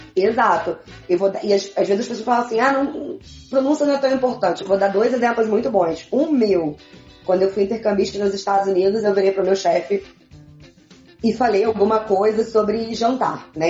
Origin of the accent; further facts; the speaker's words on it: Brazil; moved away as an adult; now in Quebec, Canada; no Brasil estudei francês